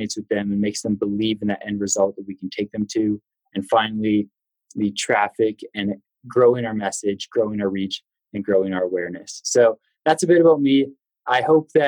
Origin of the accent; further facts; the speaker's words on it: Vancouver, British Columbia, Canada; moved away as an adult; also born or lived in Denver, United States; now in United States; Originally, I'm from Vancouver, Canada. So that brought me to the United States